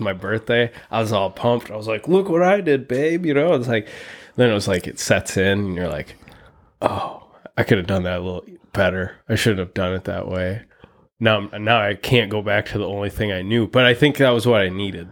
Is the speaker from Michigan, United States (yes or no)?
yes; Muskegon, Michigan, United States; also born or lived in Fremont, Michigan; was born and raised in West Michigan, Muskegon mostly